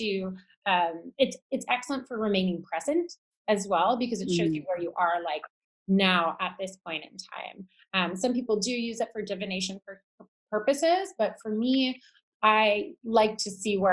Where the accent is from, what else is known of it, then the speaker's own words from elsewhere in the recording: Toronto, Ontario, Canada; shops that were in Toronto, in my hometown